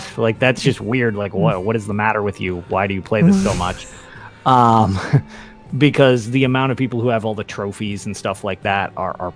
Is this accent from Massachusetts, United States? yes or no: yes; Boston, Massachusetts, United States; I'm from Boston